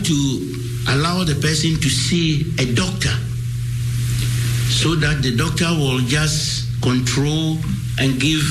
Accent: Ghana; I'm a Ghanaian

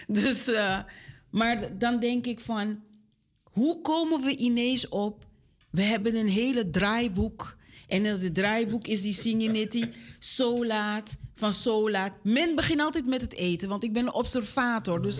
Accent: Suriname; Ja, wij staan ook bekend als Surinamers momenteel.

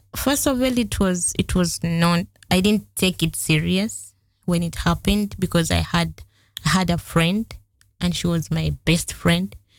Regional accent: Masaka district, Central Region, Uganda; moved away as an adult; now in Netherlands; I'm from Uganda. I was born in a family of three kids

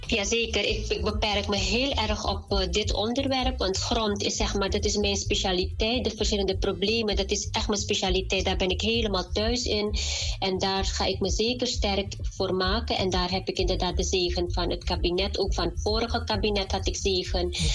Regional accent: Suriname; moved away; wij als Surinamers, als Mans, ook als we naar Suriname terug gaan

